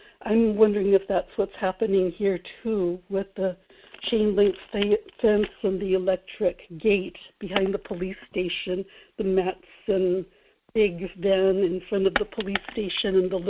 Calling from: Kodiak, Alaska, United States; in Kodiak.

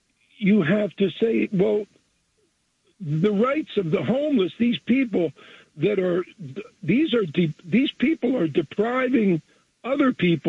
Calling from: Jersey Shore, New Jersey, United States; I'm calling from the Jersey Shore.

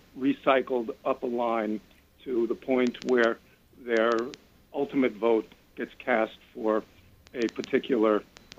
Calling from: Washington Heights, New York, United States; I'm from Washington Heights.

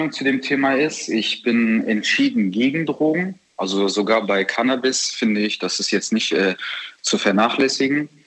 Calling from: Düsseldorf, North Rhine-Westphalia, Germany; ich komme aus Düsseldorf.

